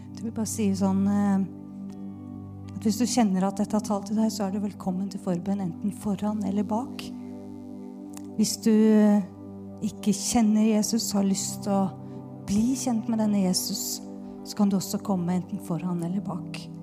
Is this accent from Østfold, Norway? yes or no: no; Bærum, Akershus, Norway; Jeg kommer jo fra Bærum, tross alt